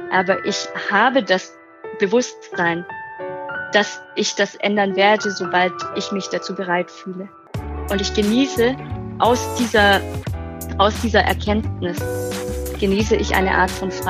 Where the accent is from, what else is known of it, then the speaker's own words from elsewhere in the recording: Germany; born there; 31 Jahre alt, gebürtige Deutsche